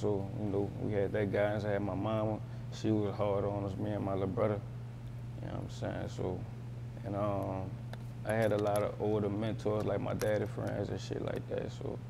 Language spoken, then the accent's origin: English; United States; I'm from Uptown, man.